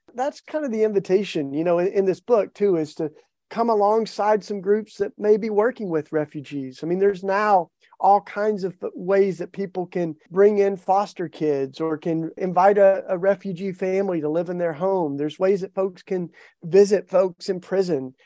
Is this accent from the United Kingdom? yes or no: no; East Tennessee, United States; I grew up in the Bible Belt in East Tennessee